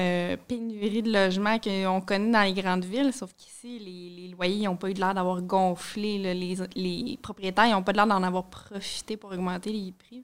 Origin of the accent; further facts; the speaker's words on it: Montreal, Quebec, Canada; moved away as an adult; also born or lived in Saguenay–Lac-Saint-Jean region; Je viens de la région de Montréal. Euh, je suis arrivée il y a quelques mois seulement, environ six mois